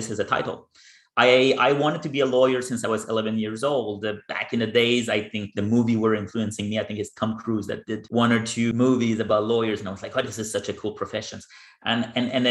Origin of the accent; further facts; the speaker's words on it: Gatineau, Quebec, Canada; moved away as an adult; also born or lived in Victoria / Beijing; I'm from there. It's my hometown. I grew up in Gatineau, and I did my entire education there